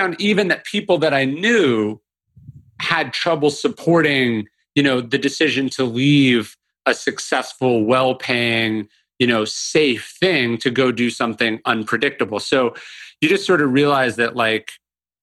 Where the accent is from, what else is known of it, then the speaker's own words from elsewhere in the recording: Sacramento, California, United States; moved away as an adult; also born or lived in New Orleans; now in Austin, United States; I grew up in Northern California and I loved books, but you know, obviously living in the suburbs